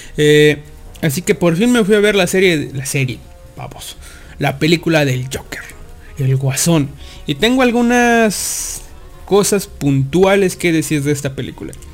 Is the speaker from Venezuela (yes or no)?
no; Mexico; somos de México